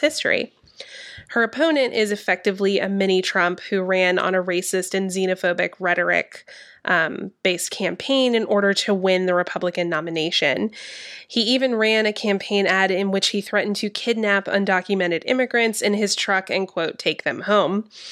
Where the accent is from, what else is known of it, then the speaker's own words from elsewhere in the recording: Georgia, United States; my home state of Georgia